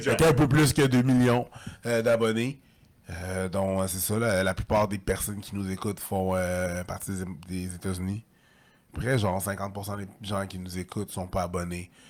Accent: Longueuil, Quebec, Canada; also born or lived in Montreal / Saint-Bruno; Je suis un gars de Longueuil. Je suis un gars de Longueuil, ouais, Longueuil. Je suis un gars de Longueuil. Euh, j'ai déménagé à Montréal en 2010, je suis revenu en 2020, puis là, j'étais à Rive-Sud encore, là, j'étais à Saint-Bruno

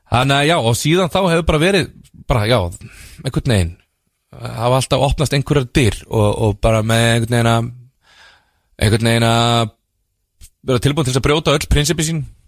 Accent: Dalvík, Northeastern Region, Iceland; ég er frá Dalvík

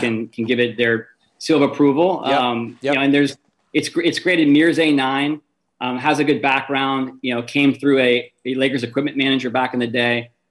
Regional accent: Bay Area, California, United States; moved away as an adult; I was born raised in the Bay Area

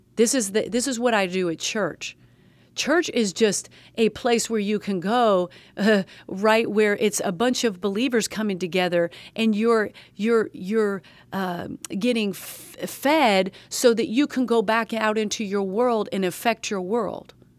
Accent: the South, United States; I'm a Southerner

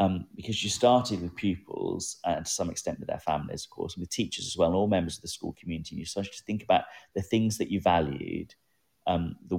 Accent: England, United Kingdom; growing up in England

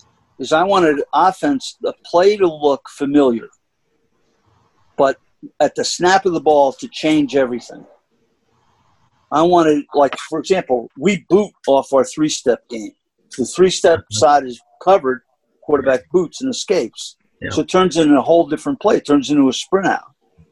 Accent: New York City, New York, United States; that's from growing up in the Bronx.

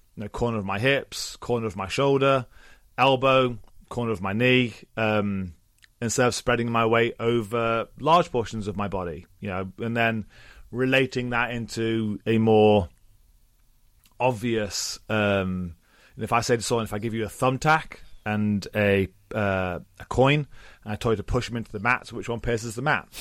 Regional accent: England, United Kingdom; accent: English; I am English

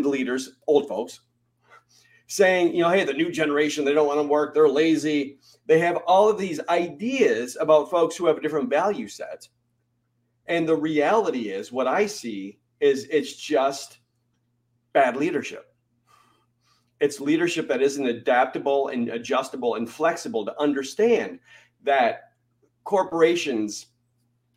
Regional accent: Michigan, United States; moved away as an adult; also born or lived in North Carolina; I grew up in Michigan, where we celebrated Labor Day.

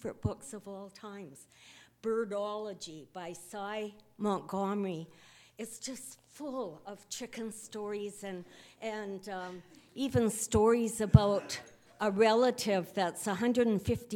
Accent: Lethbridge, Alberta, Canada; I grew up with chickens in Lethbridge.

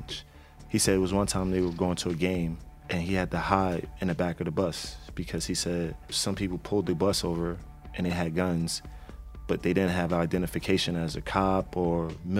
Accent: New Jersey, United States; We all New Jersey natives here

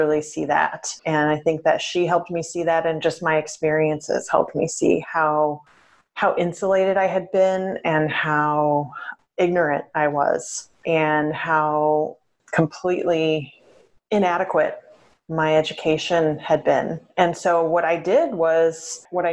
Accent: suburb of St. Louis on the Illinois side, United States; now in Portland, United States; I grew up in a suburb of St. Louis on the Illinois side

